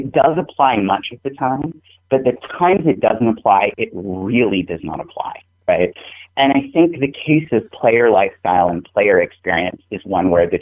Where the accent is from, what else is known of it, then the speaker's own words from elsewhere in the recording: New England, United States; I'm from New England